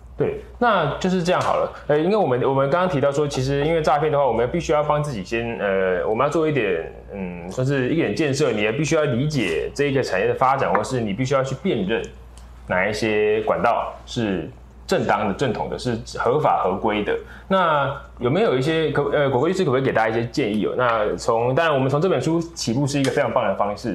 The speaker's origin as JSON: {"language": "Chinese", "country": "Taiwan", "said": "我们台湾这边"}